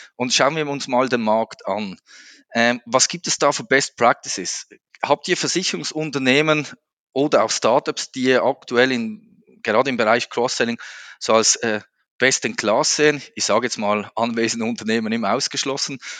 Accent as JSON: {"language": "German", "country": "Switzerland", "said": "Als Schweizer, ihr kennt das, wir sind da immer ein bisschen langsamer im Sprechen"}